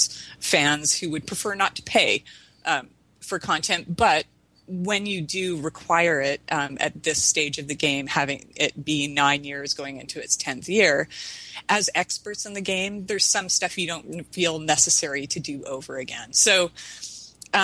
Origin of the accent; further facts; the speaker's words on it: Canada; now in United States; West Coast Canadian. I'm actually American now, but I'm dual citizen